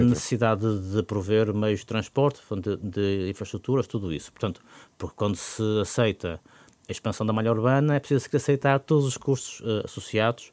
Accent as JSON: {"language": "Portuguese", "town": "Porto", "region": "Norte", "country": "Portugal", "said": "como portuense"}